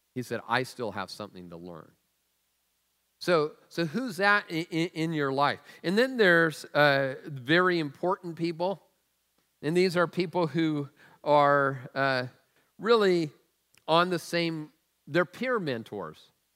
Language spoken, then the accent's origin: English; Tacoma, Washington, United States; the food I was raised on in Tacoma